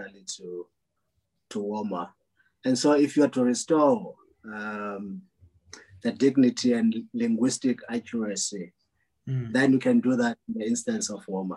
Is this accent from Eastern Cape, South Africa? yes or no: yes; Port Elizabeth, Eastern Cape, South Africa; moved away; PE, I'm from PE, it's my hometown, born and raised, and still have a home visit there quite regularly.